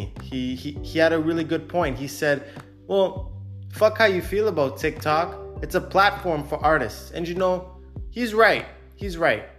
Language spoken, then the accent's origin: English; Canada; now in Cyprus; I'm Canadian.